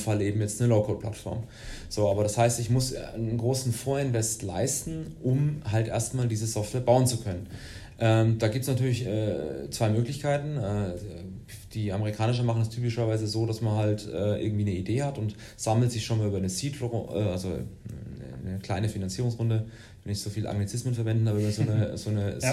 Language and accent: German; Würzburg, Bavaria, Germany; Ich bin äh, Würzburger, gebürtiger Würzburger ähm, und ähm, ja, habe Wirtschaftsinformatik hier in Würzburg studiert